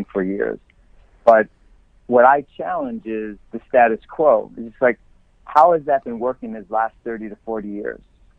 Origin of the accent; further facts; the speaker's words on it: Elma, New York, United States; moved away as an adult; also born or lived in Kenmore, New York / Florida / California; born and raised in Western New York. I was born in Kenmore, grew up in Elma